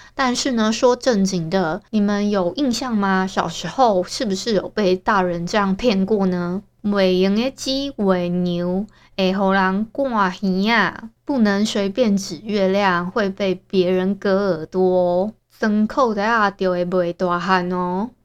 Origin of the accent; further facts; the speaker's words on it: Hualien, Hualien County, Taiwan; accent: Hualien accent; moved away as an adult; also born or lived in Tainan; 我从小在花莲长大